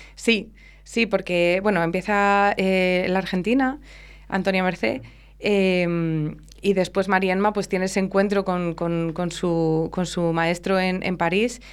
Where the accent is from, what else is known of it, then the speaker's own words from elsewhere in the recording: Castile and León, Spain; como buenas españolas